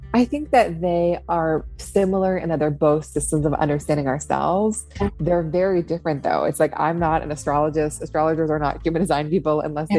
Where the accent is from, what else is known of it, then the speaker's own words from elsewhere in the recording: Seattle, Washington, United States; also born or lived in upstate New York; now in New York, United States; I grew up in Seattle. Um, in the city, my family's still there